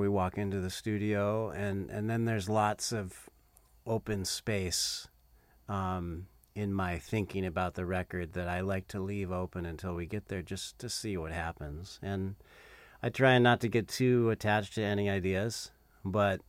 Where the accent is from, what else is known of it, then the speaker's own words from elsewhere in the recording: Southern California, United States; moved away as an adult; now in North Carolina, United States; I moved to North Carolina in 2007. Uh, so I grew up in um, I grew up in Southern California.